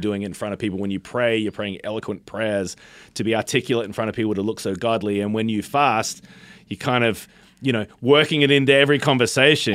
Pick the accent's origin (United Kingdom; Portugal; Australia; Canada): Australia; born or raised there; now in United States